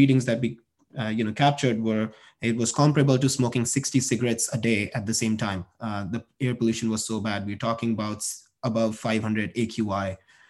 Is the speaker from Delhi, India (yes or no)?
yes; New Delhi, Delhi, India; moved away; So I am from New Delhi, India. I grew up in the city of New Delhi in India, saw a lot of problems related to power and electricity in general. We had power outages almost every day when I was growing up.